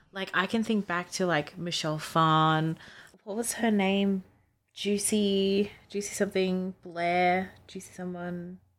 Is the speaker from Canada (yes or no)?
no; Australia; growing up in Australia